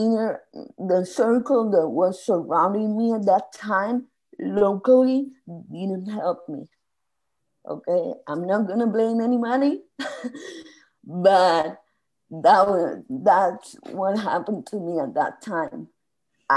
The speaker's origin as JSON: {"language": "English", "country": "Spain", "moved": "as an adult", "said": "I emigrated from Spain 2 years before"}